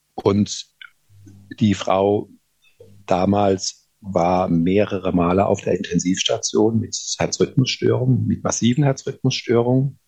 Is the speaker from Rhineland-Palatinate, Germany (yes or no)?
yes; Rhineland-Palatinate, Germany; Und ich komme ja aus der Pfalz